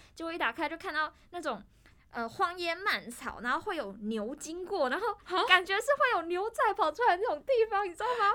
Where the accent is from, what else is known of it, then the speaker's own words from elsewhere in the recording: Tainan, Taiwan; moved away as an adult; now in Taipei, Taiwan; 我是台南人